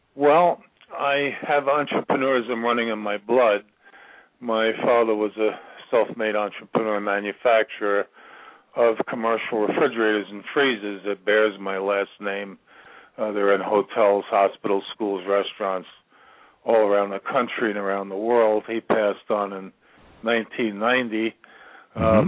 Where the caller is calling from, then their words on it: Virginia, United States; I'm calling from Virginia